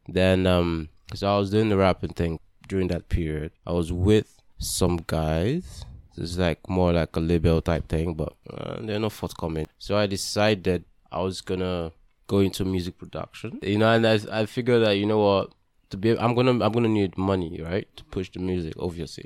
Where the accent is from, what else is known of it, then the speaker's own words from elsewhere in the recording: Delta, Nigeria; I'm from Delta State